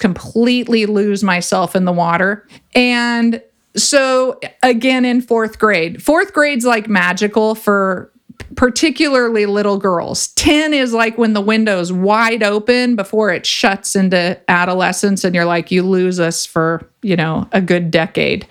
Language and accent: English; Ventura, California, United States; I grew up in Ventura and I grew up surfing